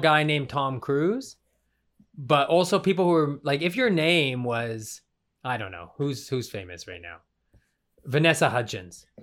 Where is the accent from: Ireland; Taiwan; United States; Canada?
Canada; Western Canada; accent: Canadian; moved away; my hometown. I'm from the West as well